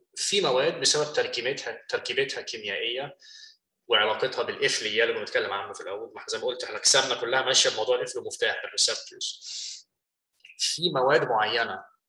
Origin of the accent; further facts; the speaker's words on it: Egypt; moved away as an adult; now in United States; احنا من مصر